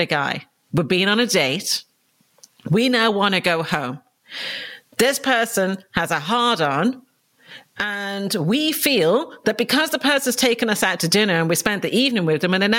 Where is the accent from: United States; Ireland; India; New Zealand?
Ireland; Dublin, Leinster; moved away as an adult; now in London, United Kingdom; I was brought up in Dublin in Ireland, and I came over to London for my 18th birthday